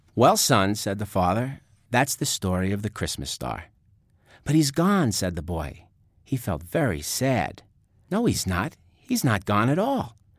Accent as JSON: {"language": "English", "region": "New York", "country": "United States", "accent": "New York", "said": "my New York accent"}